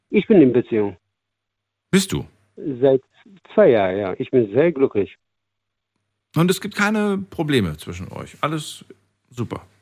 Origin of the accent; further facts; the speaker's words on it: Thuringia, Germany; now in Mannheim, Germany; Ursprünglich bin ich aus Thüringen.